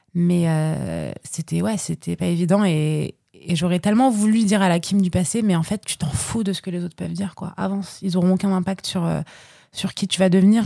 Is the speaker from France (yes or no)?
yes; Paris, Île-de-France, France; parisienne depuis toujours, hein. J'ai pas d'origine, euh, de droite ou gauche, comme les gens peuvent, euh, peuvent dire en général, mais voilà, je viens de Paris, je suis parisienne